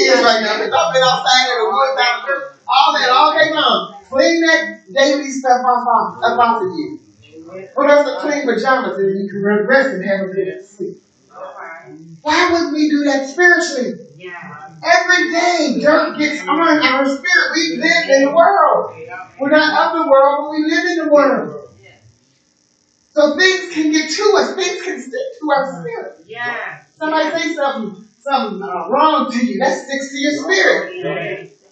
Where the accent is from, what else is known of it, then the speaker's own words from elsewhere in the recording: Pittsburgh, Pennsylvania, United States; in Pittsburgh, we was a city in the, amongst the woods. There's lots of woods and mountains. In my hometown.